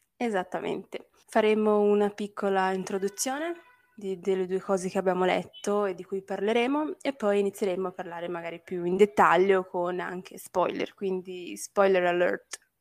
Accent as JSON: {"language": "Italian", "country": "Brazil", "moved": "yes", "said": "essendo brasiliana"}